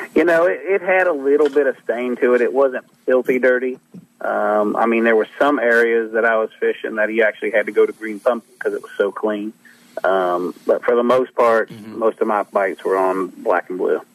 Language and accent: English; Ohio River Valley, United States; growing up where I grew up on the Ohio River